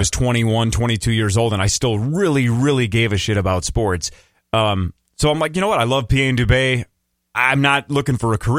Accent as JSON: {"language": "English", "town": "Chisago City", "region": "Minnesota", "country": "United States", "tie": "born or raised there"}